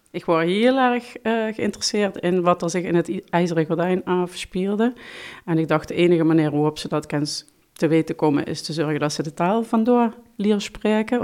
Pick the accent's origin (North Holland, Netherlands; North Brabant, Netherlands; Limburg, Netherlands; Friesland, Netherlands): Limburg, Netherlands; Heerlen; first language Limburgish; also born or lived in Vaals; Ik ben geboren in Voelender, maar opgetogen in Heerlen